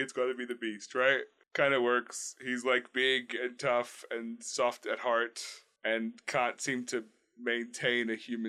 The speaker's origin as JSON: {"language": "English", "country": "Australia", "tie": "born or raised there", "said": "I mean, I grew up in Australia, so really I've met as many dangerous animals as anyone really needs to in one lifetime."}